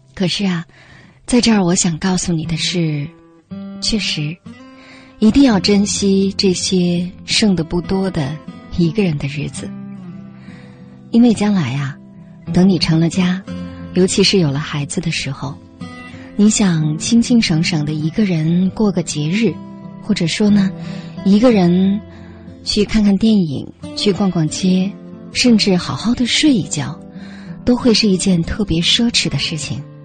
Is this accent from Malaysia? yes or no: no; China; 我们中国人其实是不过圣诞节的